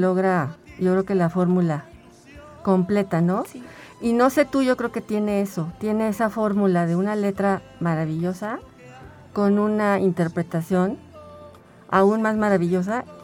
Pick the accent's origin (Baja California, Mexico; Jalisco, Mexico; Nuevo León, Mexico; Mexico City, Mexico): Mexico City, Mexico; now in San Luis Potosí, Mexico; Yo soy de la Ciudad de México, pero tengo aquí 17 años